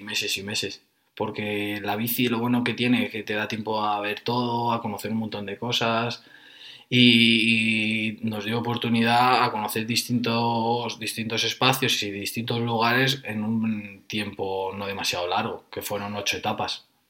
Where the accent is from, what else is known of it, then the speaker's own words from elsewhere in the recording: Fuenlabrada, Community of Madrid, Spain; yo soy de Fuenlabrada